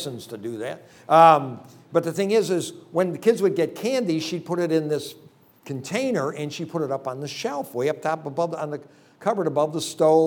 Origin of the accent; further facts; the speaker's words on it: Palmyra, New York, United States; Went back there and started a church in an area that I grew up in.